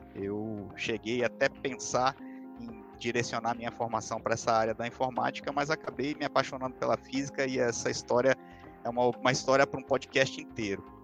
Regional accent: Pará, Brazil; also born or lived in Minas Gerais / São Paulo; Eu sou mineiro de, de, de nascimento, vim para o Pará muito novinho.

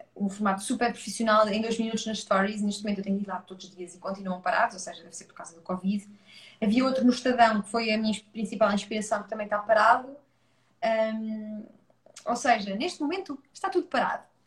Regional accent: Leiria, Centro, Portugal; also born or lived in Coimbra; nasci em Coimbra, vim muito bebê para Leiria

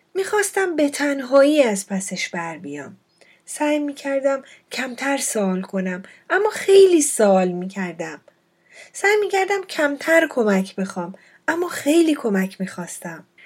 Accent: Fars, Iran; moved away as an adult; also born or lived in Shiraz / Dubai / Europe; اولین مهاجرت زندگیم وقتی اتفاق افتاد که تقریبا ده ساله بودم خونواده به خاطر فراهم آوردن امکانات تحصیلی بیشتر و بهتر برای بچه ها تصمیم گرفتن از یکی از شهرستان های استان فارس به شیراز مهاجرت کنند

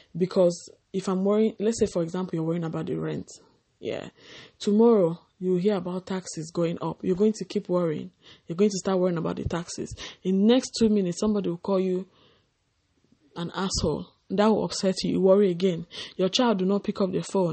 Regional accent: Nigeria; growing up in Nigeria, West Africa.

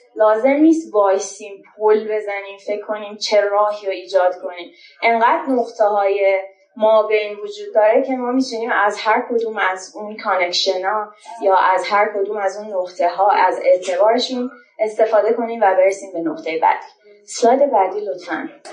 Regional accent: Shiraz, Fars, Iran; moved away as an adult; now in Tehran, Iran; یه فاندر شیرازی هم که الان از تهران اومدم

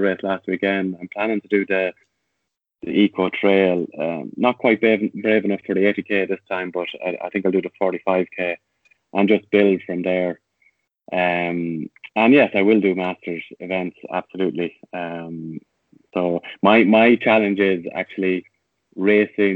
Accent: Tullamore, County Offaly, Ireland; I'm from Tullamore, so I've always had that affection for my hometown club

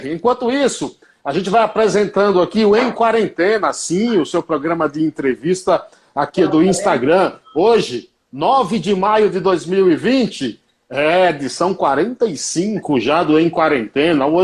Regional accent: Paiaiá, Bahia, Brazil; É, é o Paiaiá, de onde eu sou, tá ali no início do sertão, Nova Novassores, Cipó, onde mora Carlos Silva.

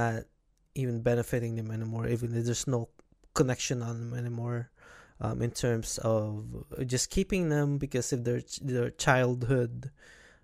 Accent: Philippines; moved away; back in where I was born in Philippines, we didn't really paid attention to a lot of electronics, where we get to go outside all the time and play with other kids

